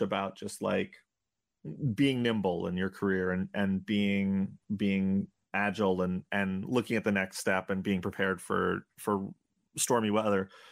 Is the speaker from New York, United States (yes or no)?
yes; New York, United States; I grew up in New York